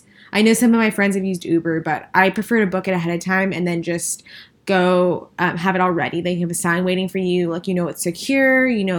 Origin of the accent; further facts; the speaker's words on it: El Paso, Texas, United States; now in Dallas, United States; We didn't have anything besides, we didn't have any of those stores or restaurants. And now that we're in Dallas